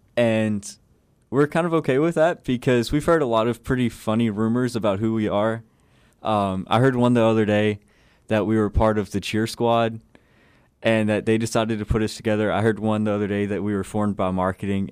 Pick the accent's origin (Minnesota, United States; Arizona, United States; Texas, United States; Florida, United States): Texas, United States; Buna; I'm originally from Buna, Texas, so in this area